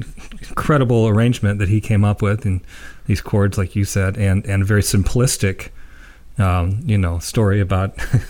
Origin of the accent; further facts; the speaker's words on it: Ohio, United States; we're from Ohio